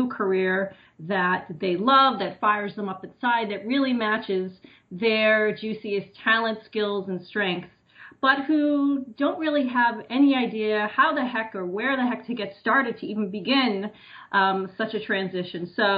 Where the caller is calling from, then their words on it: New Jersey, United States; So I'm actually just outside of New York City in New Jersey.